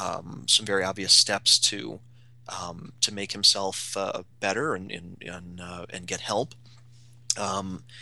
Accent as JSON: {"language": "English", "town": "Cleveland", "region": "Ohio", "country": "United States", "tie": "born or raised there", "moved": "yes", "lives_now": "Atlanta, United States", "said": "I grew up in Cleveland. I live in Atlanta."}